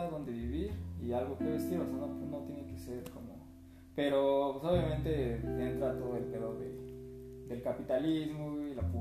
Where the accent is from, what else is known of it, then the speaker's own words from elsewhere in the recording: Mexico; nosotros somos de México